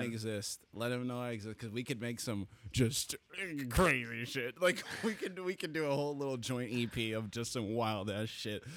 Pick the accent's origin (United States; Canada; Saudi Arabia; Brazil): Canada; Toronto, Ontario; I'm from Toronto